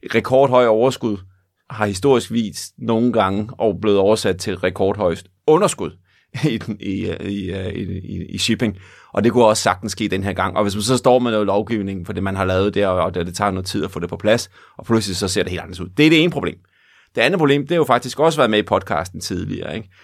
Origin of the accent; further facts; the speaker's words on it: Denmark; vores identitet som danskere